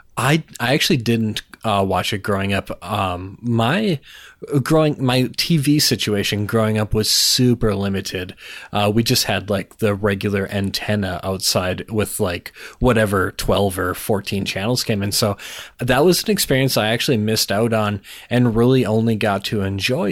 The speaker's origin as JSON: {"language": "English", "region": "Minnesota", "country": "United States", "tie": "born or raised there", "moved": "yes", "lives_now": "North Dakota, United States", "said": "I was born in Minnesota"}